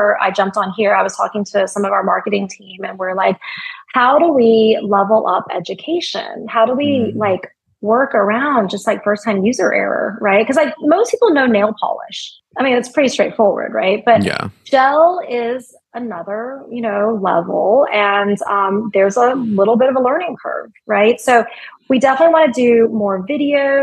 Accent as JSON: {"language": "English", "country": "United States", "said": "I'm very American"}